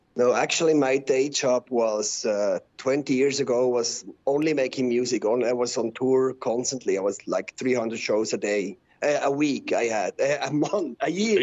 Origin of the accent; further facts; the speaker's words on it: Switzerland; first language Swiss German; English is a second language; I'm from Switzerland.